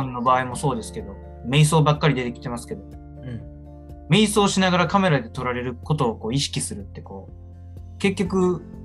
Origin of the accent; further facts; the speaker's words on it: Kochi, Japan; moved away; 僕、高知ですし、